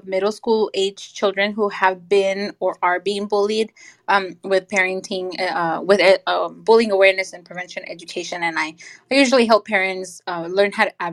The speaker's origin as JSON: {"language": "English", "region": "California", "country": "United States", "tie": "born or raised there", "also_born_or_lived": "Nicaragua", "said": "I'm from Nicaragua. I came to the U.S. at the age of 7, and I grew up, for the most part, in California"}